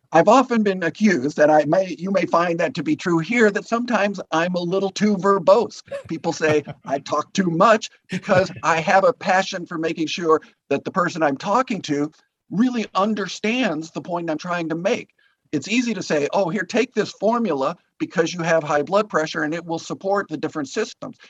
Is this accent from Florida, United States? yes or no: no; Green Bay, Wisconsin, United States; also born or lived in Guatemala; we then moved back to my hometown in Green Bay